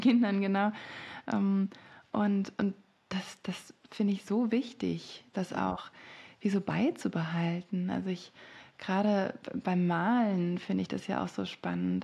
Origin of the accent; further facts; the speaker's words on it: France; moved away; ich bin in Frankreich aufgewachsen